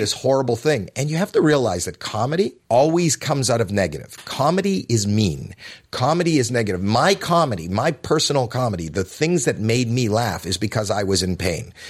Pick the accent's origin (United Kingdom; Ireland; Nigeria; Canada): Canada; Toronto, Ontario; I was this kid from Toronto.